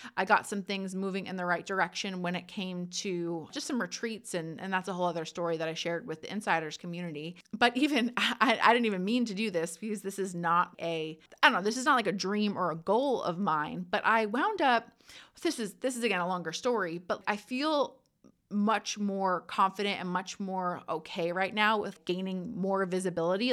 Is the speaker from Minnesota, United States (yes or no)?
no; New Jersey, United States; I'm from Jersey. I know I talk fast.